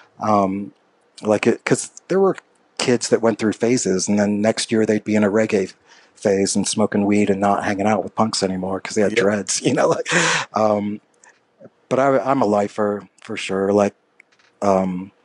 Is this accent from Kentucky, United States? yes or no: yes; Louisville, Kentucky, United States; growing up in Louisville, Kentucky